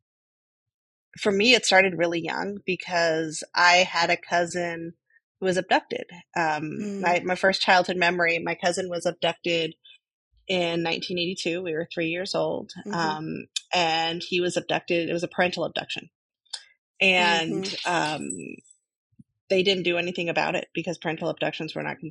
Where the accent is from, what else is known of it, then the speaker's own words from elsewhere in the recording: Burlingame, California, United States; I grew up on the other side of the peninsula. I grew up in Burlingame.